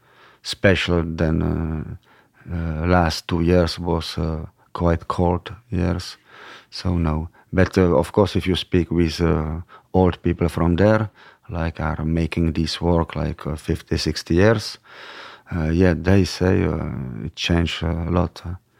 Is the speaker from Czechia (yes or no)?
yes; Czechia; English is a second language; now in France; because they didn't know from which galaxy it's the Czech Republic. So it was easier. Yeah. If I was Parisian from Paris, it would be much more difficult, I think.